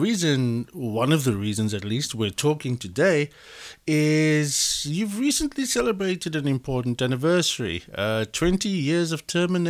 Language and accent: English; South Africa; from Errorcode